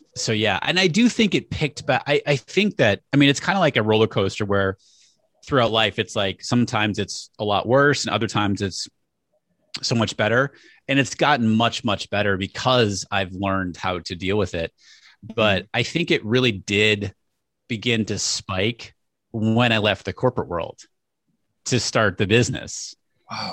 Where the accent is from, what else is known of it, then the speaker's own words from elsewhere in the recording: New Hampshire, United States; I grew up in New Hampshire